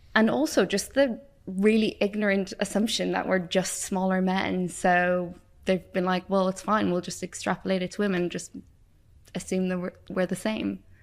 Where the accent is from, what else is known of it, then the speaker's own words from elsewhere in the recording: Ireland; moved away as an adult; also born or lived in Wales; if you haven't guessed from my accent, I grew up in Ireland